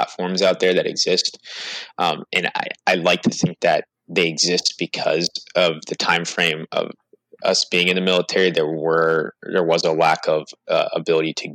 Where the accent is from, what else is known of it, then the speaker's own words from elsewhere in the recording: New York, United States; moved away; I'm originally from New York